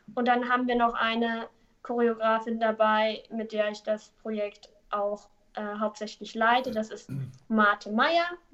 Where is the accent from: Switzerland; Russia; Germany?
Germany; Neuruppin, Brandenburg; now in Hamburg, Germany; ursprünglich komme ich aus Neuruppin. Das ist ähm, nördlich von Berlin.